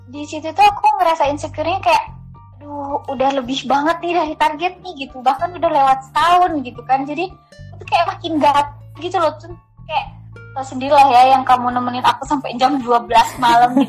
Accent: East Java, Indonesia; masih di area Jawa Timur gitu dan e, mereka juga istilahnya pasangan mereka juga itu sama-sama Madura

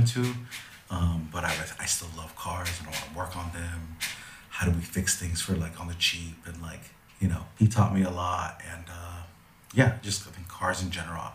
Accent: Los Angeles, California, United States; I grew up here. I was born and raised

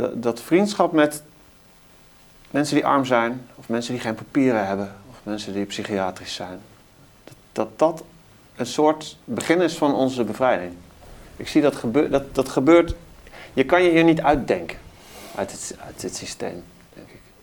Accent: Best, North Brabant, Netherlands; Ik kom uit eh, Brabant, het eh, Best

